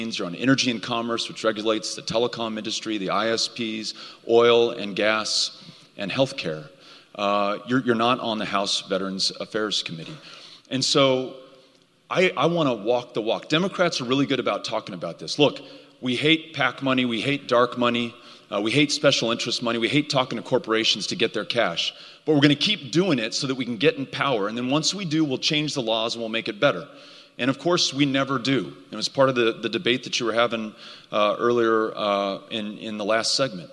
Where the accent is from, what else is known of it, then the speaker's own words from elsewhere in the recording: El Paso, Texas, United States; I'm from El Paso, Texas. Do we have any El Pasoans here? We're everywhere. Lifelong Texan